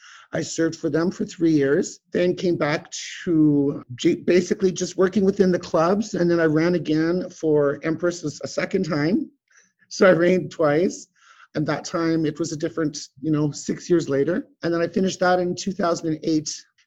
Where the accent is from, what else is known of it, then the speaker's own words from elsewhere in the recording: Duck Bay, Manitoba, Canada; now in Winnipeg, Canada; I was born here in Winnipeg, and I was raised in the small community of Duck Bay, Manitoba, up north. That's where my family comes from, but most of my time was here in Winnipeg.